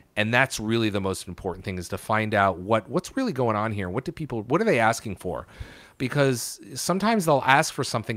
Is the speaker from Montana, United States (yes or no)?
no; New Haven, Connecticut, United States; moved away as an adult; also born or lived in Syracuse; now in Seattle, United States; I grew up in Connecticut. I was born in Connecticut. I was born in New Haven.